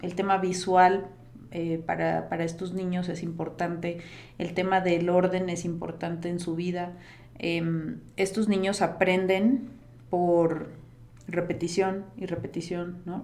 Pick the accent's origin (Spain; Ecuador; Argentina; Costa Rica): Costa Rica; also born or lived in United States; now in Mexico; yo nací en Costa Rica, pero tengo más de 20, ya no voy a delatar mi edad, ¿no? Pero tengo más de 20 años en México